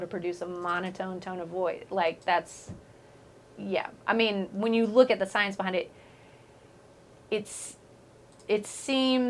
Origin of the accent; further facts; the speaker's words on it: Waco, Texas, United States; I'm from Waco.